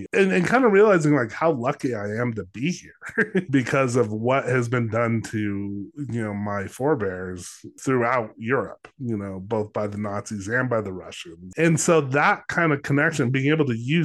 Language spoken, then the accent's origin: English; New Mexico, United States; I'm from New Mexico. I grew up in a town where there weren't a lot of, I mean, I wasn't the only Jewish kid